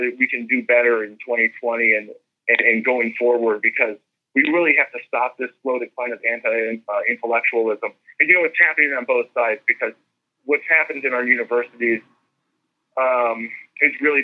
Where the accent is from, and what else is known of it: United States